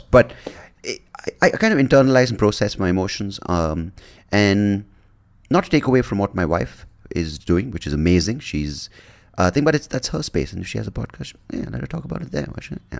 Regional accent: India; as an Indian

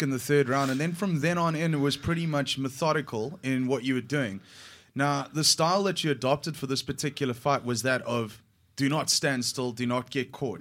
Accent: South Africa; I identify as a South African

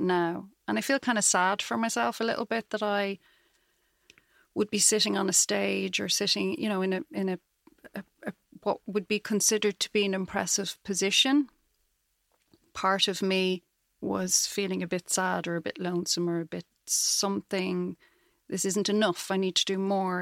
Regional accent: Dublin, Leinster, Ireland; moved away as an adult; now in Galway, Ireland; I grew up in Dublin. I lived there till I was about thirty and then moved to Galway.

